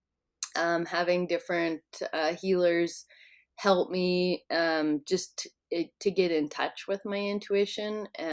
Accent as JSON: {"language": "English", "region": "East Central Alberta", "country": "Canada", "tie": "born or raised there", "said": "I grew up in East Central Alberta, and now I'm living in South Central"}